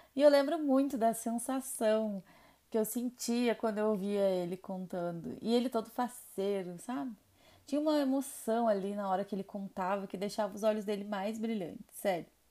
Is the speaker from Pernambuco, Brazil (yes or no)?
no; Rio Grande do Sul, Brazil; now in Minas Gerais, Brazil; sou gaúcha